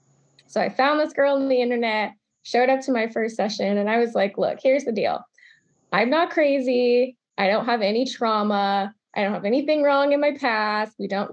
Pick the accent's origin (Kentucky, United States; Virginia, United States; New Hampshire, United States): Virginia, United States; Charlottesville; also born or lived in Georgia / Maryland; So I grew up in the South. Little bit all over. Started in Charlottesville, Virginia, moved to Georgia, spent some time in Atlanta, then Augusta, then was in Maryland for a second and came back to Virginia.